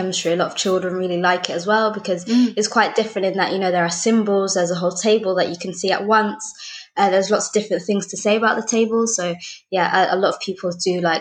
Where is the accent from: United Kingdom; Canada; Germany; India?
United Kingdom; London; I was born and raised in West London